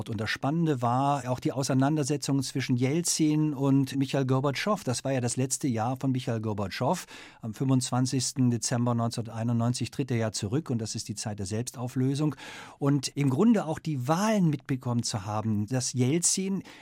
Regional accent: Germany; Ich bin ein ein Kind des Kalten Krieges und aufgewachsen in Westdeutschland.

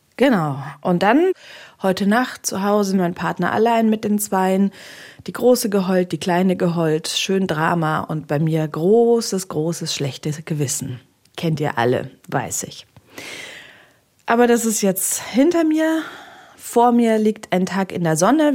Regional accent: Bamberger Land, Bavaria, Germany; moved away; in meine Heimat gefahren. Das ist nach Bamberg, genauer ins Bamberger Land

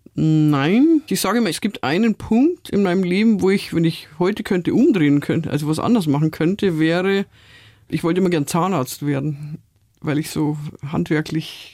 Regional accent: Munich, Bavaria, Germany; Ich bin ja in Stadtmitte aufgewachsen.

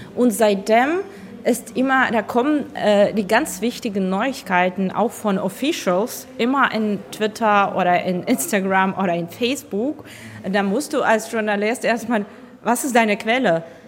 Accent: Ukraine; moved away; bei uns zu Hause

